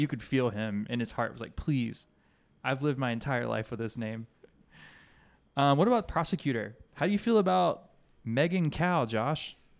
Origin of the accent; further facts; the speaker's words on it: Alabama, United States; when I was a kid growing up in Alabama